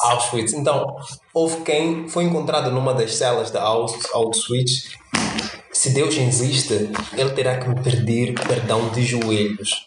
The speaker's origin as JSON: {"language": "Portuguese", "country": "Mozambique", "said": "sendo moçambicano e não pertencendo à classe alta"}